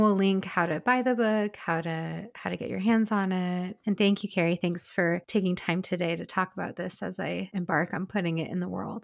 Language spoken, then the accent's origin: English; Pacific Northwest, United States; moved away as an adult; also born or lived in California; growing up in the Pacific Northwest, living in California, and then also moving back to the Pacific Northwest